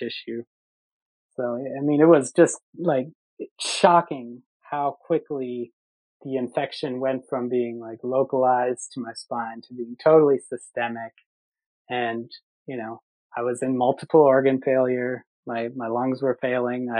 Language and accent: English; Minnesota, United States; moved away; I grew up in Minnesota